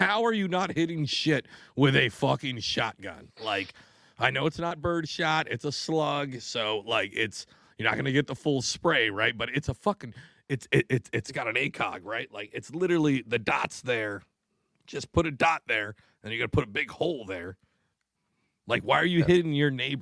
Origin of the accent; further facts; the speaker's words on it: Washington, United States; now in New Jersey, United States; I grew up in Washington State